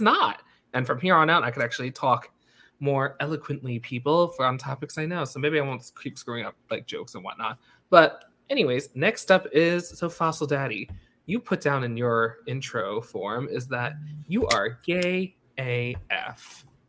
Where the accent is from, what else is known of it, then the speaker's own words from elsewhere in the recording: United States; I grew up like five miles from the border of New York City.